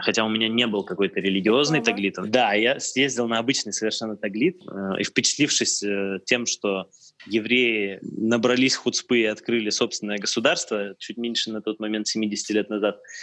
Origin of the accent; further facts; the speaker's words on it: Tyumen, Tyumen Oblast, Russia; это еще было в Тюмени, я родился в Тюмени